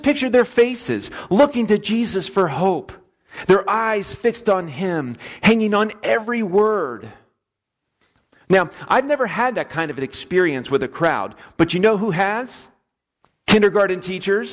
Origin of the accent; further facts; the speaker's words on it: Florida, United States; moved away; I'm from Florida